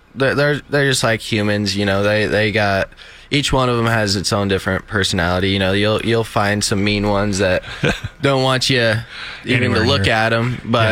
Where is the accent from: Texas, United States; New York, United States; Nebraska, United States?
Nebraska, United States; Gordon; Gordon, Nebraska.